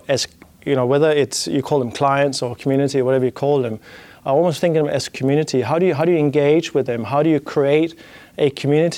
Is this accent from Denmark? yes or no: yes; Denmark; accent: Danish; English is a second language; my Danish accent